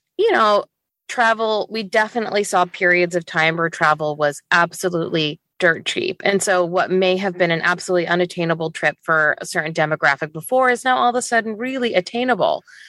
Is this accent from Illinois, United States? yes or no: no; Northwest Indiana, United States; moved away as an adult; also born or lived in Chicago / Dubai; now in Seattle, United States; originally from Northwest Indiana. um, which is where I grew up